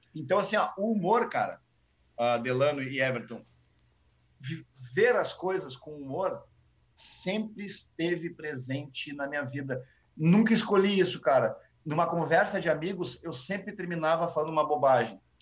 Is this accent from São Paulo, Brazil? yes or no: no; Porto Alegre, Rio Grande do Sul, Brazil; eu sou da Vila, eu moro no Sarandi ainda